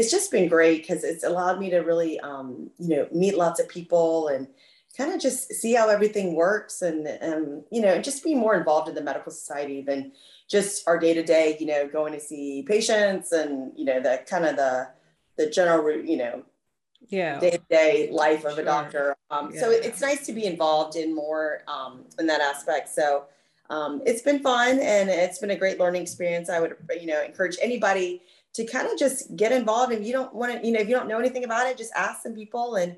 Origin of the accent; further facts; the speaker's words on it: Beaufort, South Carolina, United States; also born or lived in Columbia, South Carolina / Blacksburg, Virginia / Philadelphia / Chicago; now in Spartanburg, United States; I grew up in Beaufort, South Carolina, which is a little town near Hilton Head, right on the coast